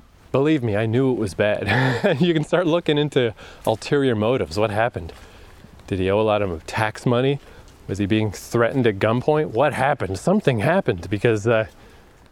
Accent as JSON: {"language": "English", "town": "Fredericton", "region": "New Brunswick", "country": "Canada", "tie": "born or raised there", "moved": "yes", "said": "being trapped here for so many years in my hometown. I know the fuck out of this place. Odell Park in Fredericton."}